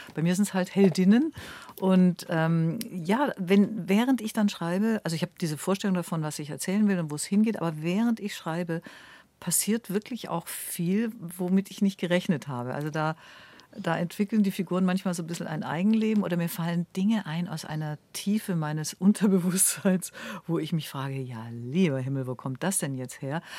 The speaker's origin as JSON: {"language": "German", "town": "Ulm", "region": "Baden-Württemberg", "country": "Germany", "tie": "born or raised there", "said": "in Ulm, wo ich aufgewachsen bin"}